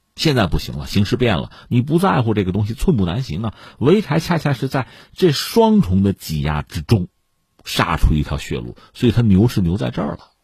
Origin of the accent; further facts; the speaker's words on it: China; 让我们中国人感到非常高兴